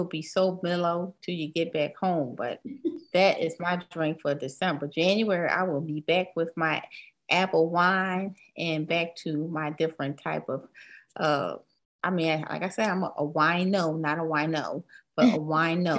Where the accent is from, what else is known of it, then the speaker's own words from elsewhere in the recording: the North, United States; we're all from the north